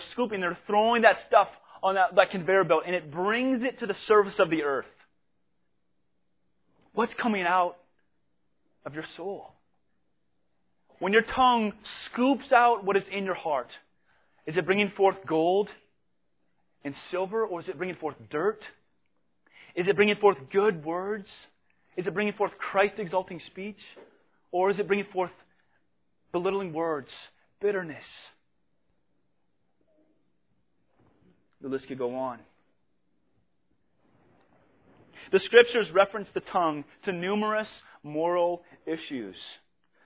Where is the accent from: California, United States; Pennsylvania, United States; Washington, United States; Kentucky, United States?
Washington, United States; Spokane; moved away; I'm from Spokane, Washington